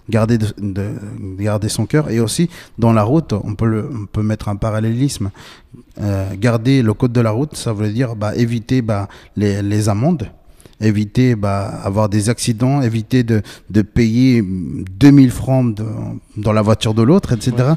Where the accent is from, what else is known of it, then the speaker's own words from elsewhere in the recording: Bolivia; j'ai 27 ans, je viens de Bolivie